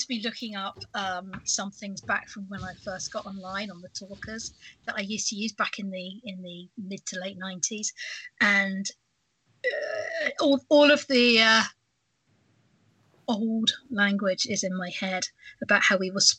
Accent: United Kingdom; I am British

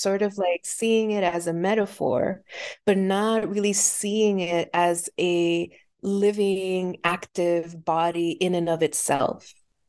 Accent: Puerto Rico; I was born and raised in Puerto Rico. And so having the experience of living on an island during my formative years

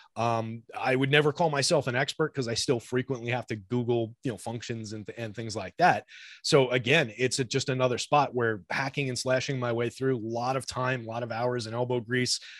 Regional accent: New Jersey, United States; also born or lived in New York / Georgia; now in Jersey City, United States; we moved back up here to, uh, Central Jersey where I grew up

